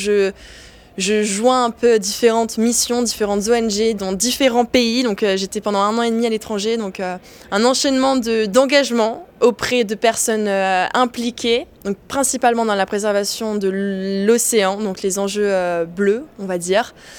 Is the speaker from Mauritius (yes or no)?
yes; Mauritius; moved away as an adult; now in Paris, France; j'ai grandi à Maurice, donc euh, une petite île perdue au milieu l'océan Indien